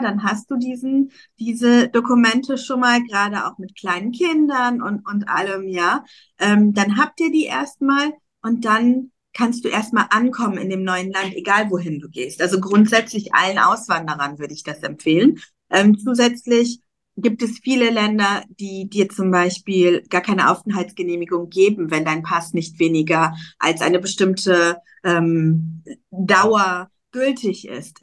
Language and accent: German; Cologne, North Rhine-Westphalia, Germany; moved away as an adult; now in Dubai, United Arab Emirates; ich komme aus Köln